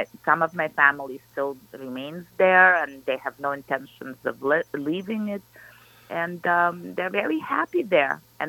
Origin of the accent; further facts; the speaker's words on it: Kyiv, Ukraine; now in United States; I am from Kyiv, which is the capital of Ukraine. When I was growing up, it was USSR, but it was still Ukrainian SSR.